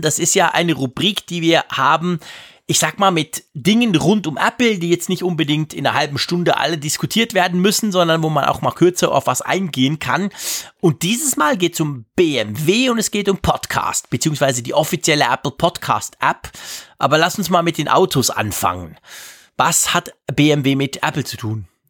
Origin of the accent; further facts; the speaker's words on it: Switzerland; als Schweizer